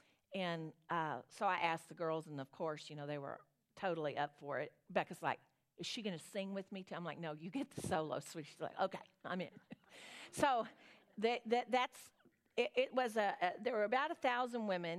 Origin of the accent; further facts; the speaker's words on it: Southern, United States; accent: Southern; My Southern accent